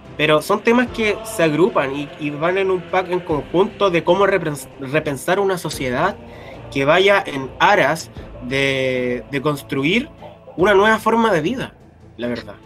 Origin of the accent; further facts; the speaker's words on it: Chile; como Chile, somos los jaguares de Latinoamérica